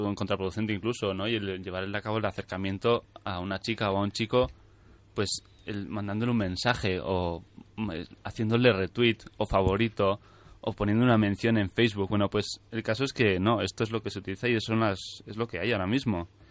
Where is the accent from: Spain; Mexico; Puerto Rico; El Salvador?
Spain; Navarre; aquí somos más de, sutil, de sutilezas en Navarra, en general en el norte de España